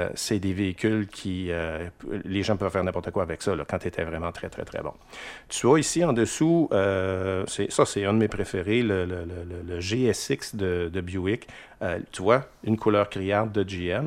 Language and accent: French; Quebec City, Quebec, Canada; je viens de Limoilou